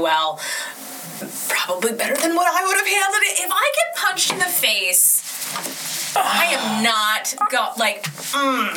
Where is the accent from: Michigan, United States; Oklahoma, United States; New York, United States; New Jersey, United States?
New Jersey, United States; I'm from New Jersey